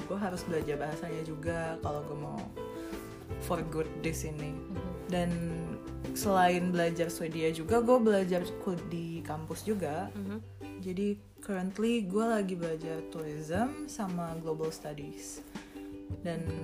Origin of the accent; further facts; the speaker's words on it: Indonesia; moved away as an adult; now in Sweden; sebagai orang Indo